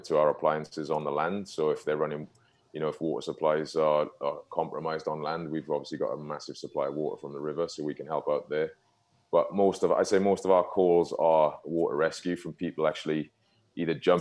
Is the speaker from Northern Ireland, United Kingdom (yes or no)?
no; South Wales, United Kingdom; now in London, United Kingdom; my accent's not even from London, because I'm from a place called Wales originally.